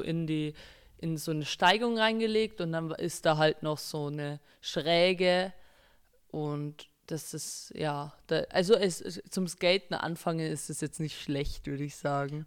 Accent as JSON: {"language": "German", "town": "Berchtesgaden", "region": "Bavaria", "country": "Germany", "said": "ich bin 17 Jahre alt, bin aus Berchtesgaden"}